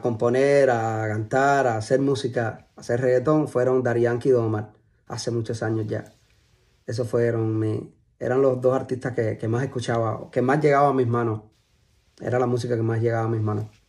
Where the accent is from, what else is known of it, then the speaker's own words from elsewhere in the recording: Cuba; moved away as an adult; now in United States; es un chamaquito eh, de Cuba, que nació en Cuba. Eh, me crié en Cuba hasta los 20 y algo.